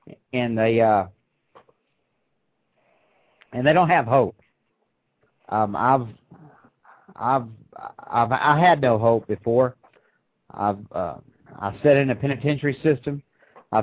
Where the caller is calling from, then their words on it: Crossville, Tennessee, United States; I'm calling from Crossville, Tennessee.